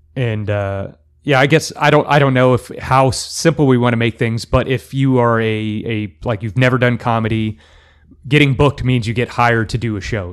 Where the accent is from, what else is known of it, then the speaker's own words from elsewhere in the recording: El Paso, Texas, United States; moved away as an adult; now in Central Texas, United States; I am from El Paso